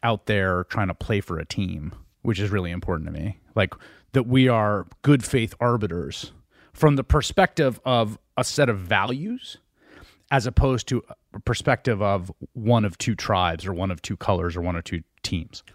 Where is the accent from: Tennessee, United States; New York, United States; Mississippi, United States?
New York, United States; New York City; I grew up in the Bronx in the nineteen eighties